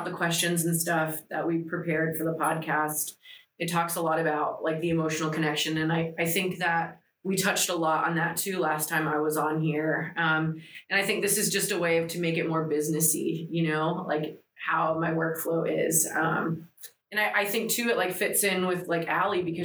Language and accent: English; Tampa Bay area, Florida, United States; first language Greek; English is a second language; I'm from the Tampa Bay area